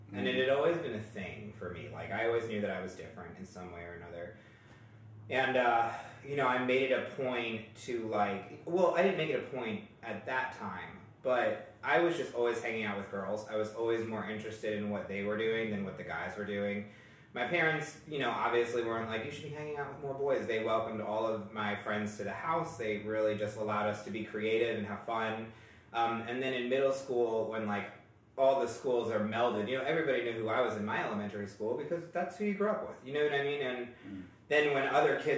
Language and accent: English; New York, United States; now in Greenwood, United States; I'm from New York, and I was raised in such a beautiful household